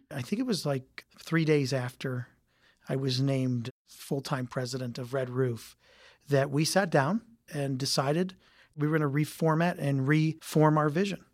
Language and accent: English; Youngstown, Ohio, United States; I came from Youngstown, Ohio